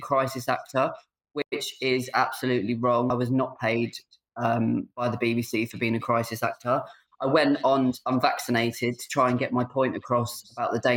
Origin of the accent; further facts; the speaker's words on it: Tunbridge Wells, South East England, United Kingdom; I'm from Tunbridge Wells.